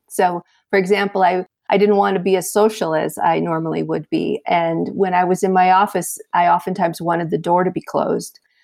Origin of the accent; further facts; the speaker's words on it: south of Chicago, Illinois, United States; moved away as an adult; also born or lived in South Florida; a transfer from my hometown of Illinois, uh, south of Chicago, to, uh, South Florida